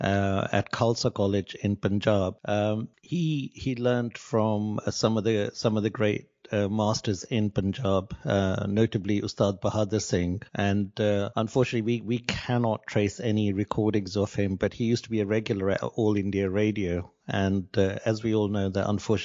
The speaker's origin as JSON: {"language": "English", "town": "Nakuru", "region": "Nakuru County", "country": "Kenya", "tie": "born or raised there", "said": "I was born in Kenya in a town called Nakuru, which is outside the capital of Nairobi, and I was born in 1966. I was born at home, which was kind of the normal thing in those days"}